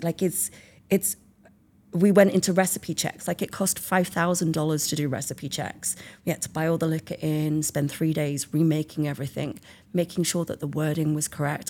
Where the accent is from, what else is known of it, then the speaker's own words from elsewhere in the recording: England, United Kingdom; moved away as an adult; also born or lived in Italy / Australia; now in California, United States; I'm from England.